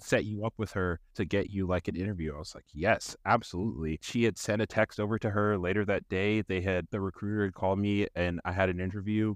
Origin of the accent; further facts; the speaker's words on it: Raleigh, North Carolina, United States; I am from Raleigh, North Carolina, and I'm trying to buy a house in this area.